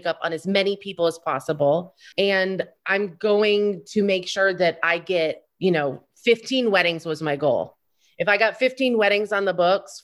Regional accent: Florida, United States; moved away; also born or lived in New York City; I grew up in Florida

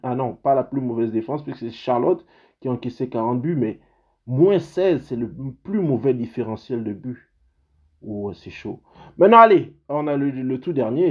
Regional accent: Gabon; now in Canada; dans mon pays, parce que je suis canadien, mais je suis aussi gabonais

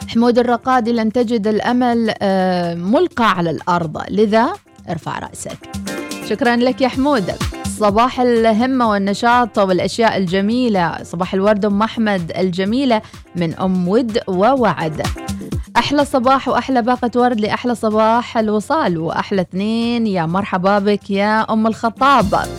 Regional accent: Oman

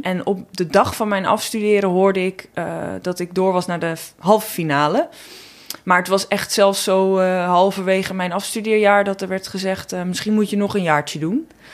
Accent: North Holland, Netherlands; accent: thick North Holland L; ik kom uit Noord-Holland, echt uit de klei getrokken, dikke Noord-Hollandse L.

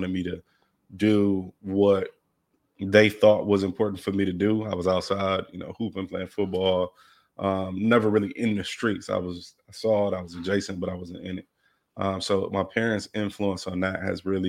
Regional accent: Milwaukee, Wisconsin, United States; also born or lived in Los Angeles; So was raised in Milwaukee. I moved there when I was 5.

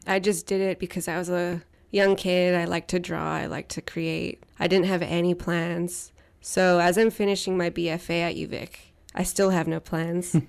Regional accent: Tseycum First Nation, Saanich Territory, British Columbia, Canada; I am from Sycamore First Nations in Saanich Territory.

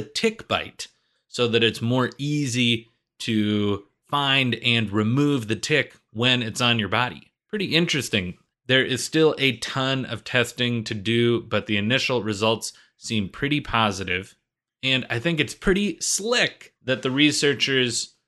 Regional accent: New England, United States; I grew up in New England

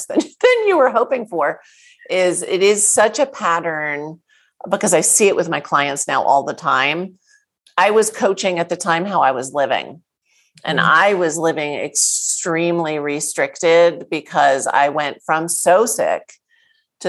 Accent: New Jersey, United States; I grew up in New Jersey. I'm a Jersey girl.

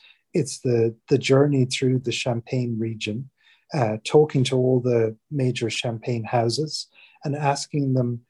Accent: Ireland; moved away as an adult; now in England; I'm from Ireland originally, but have been living in England for over 20 years, basically since I left college.

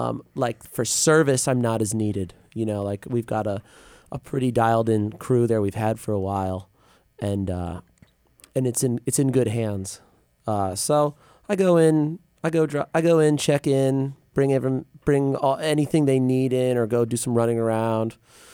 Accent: Shelton, Connecticut, United States; I'm from Shelton, Connecticut.

